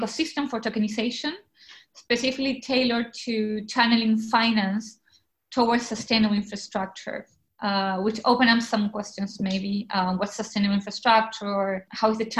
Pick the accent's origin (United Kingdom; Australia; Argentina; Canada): Argentina; mostly in Argentina, my home country